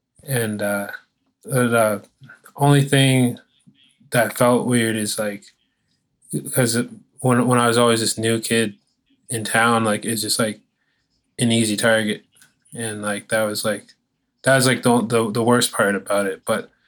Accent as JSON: {"language": "English", "town": "Ajax", "region": "Ontario", "country": "Canada", "tie": "born or raised there", "also_born_or_lived": "Detroit", "said": "So I was born in Ajax, Ontario. And so we bounced around city to city. I even lived in Detroit for a little bit as well, because it's right on the border from Windsor, Ontario, across the border is Michigan."}